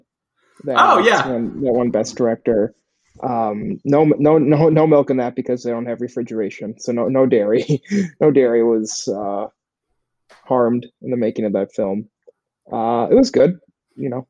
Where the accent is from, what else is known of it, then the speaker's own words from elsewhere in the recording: Minnesota, United States; I'm from Minnesota, Jewish family, dry humor.